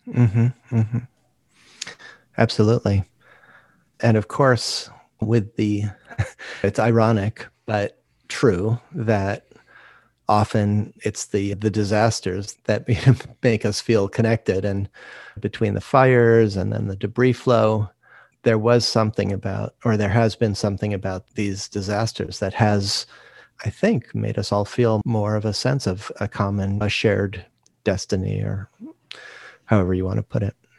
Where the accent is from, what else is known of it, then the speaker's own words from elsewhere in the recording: Rochester, New York, United States; moved away as an adult; also born or lived in California; now in Santa Barbara, United States; I grew up in Rochester, New York